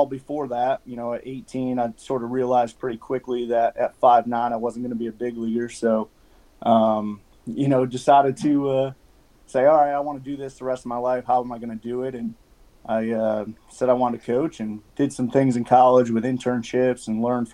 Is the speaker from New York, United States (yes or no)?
yes; just west of Albany, New York, United States; moved away; also born or lived in Vermont; I grew up in New York, just west of Albany